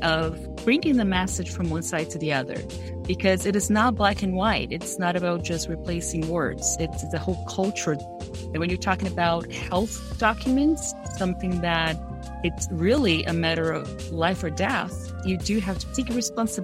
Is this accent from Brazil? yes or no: yes; Brazil; first language Portuguese; English is a second language; moved away as an adult; now in California, United States; I am from Brazil, but I've been living in California for 20 years now